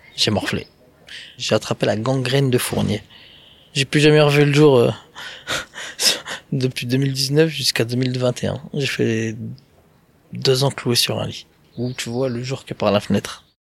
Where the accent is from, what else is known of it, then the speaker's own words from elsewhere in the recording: Vitry-sur-Seine, Île-de-France, France; je vais rester chez moi à Vitry avec ma famille